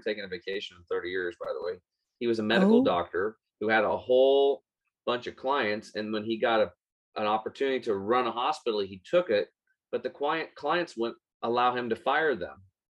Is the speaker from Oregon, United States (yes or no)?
yes; Eastern Oregon, United States; born or raised there